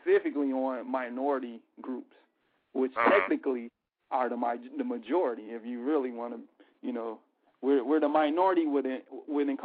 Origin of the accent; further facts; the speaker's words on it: Chicago, Illinois, United States; I'm from Inglewood, the south side of Chicago